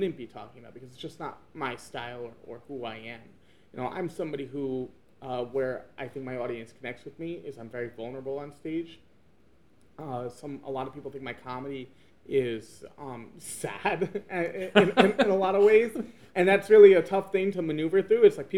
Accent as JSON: {"language": "English", "country": "United States", "first_language": "English", "moved": "as an adult", "lives_now": "China", "said": "as an American living here"}